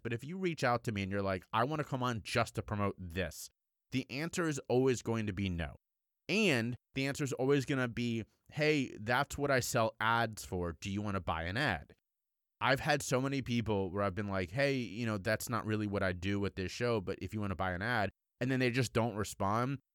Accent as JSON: {"language": "English", "town": "Cincinnati", "region": "Ohio", "country": "United States", "tie": "born or raised there", "said": "I used to be a Bengals fan growing up in Cincinnati, Ohio"}